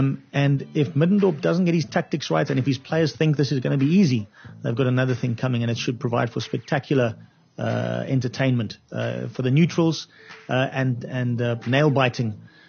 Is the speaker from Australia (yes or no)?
no; South Africa; So as a South African soccer fan, I think what's good for South African soccer is a Kaizer Chiefs win.